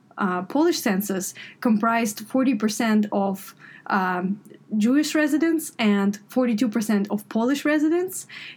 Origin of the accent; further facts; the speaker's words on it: Grodno, Grodno Region, Belarus; moved away; So I am originally from Belarus, Western Belarus, the town of Grodno.